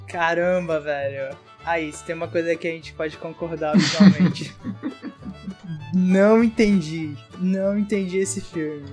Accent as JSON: {"language": "Portuguese", "country": "Brazil", "tie": "born or raised there", "said": "A gente brasileiro, nascido e criado no Brasil"}